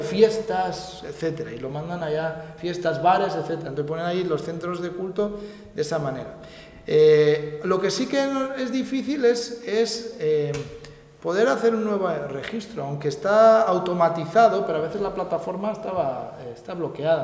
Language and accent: Spanish; San Sebastián, Basque Country, Spain; now in Madrid, Spain; yo, yo soy de San Sebastián, he vivido, pero he vivido en Madrid en los últimos años